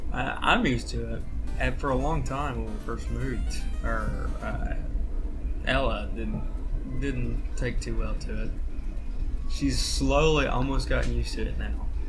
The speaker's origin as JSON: {"language": "English", "town": "Loudon", "region": "Tennessee", "country": "United States", "tie": "born or raised there", "also_born_or_lived": "Philadelphia, Tennessee", "said": "growing up in Loudon and Philadelphia"}